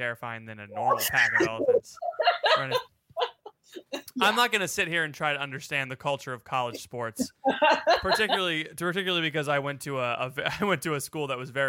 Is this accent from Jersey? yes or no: no; Florida, United States; I'm from Florida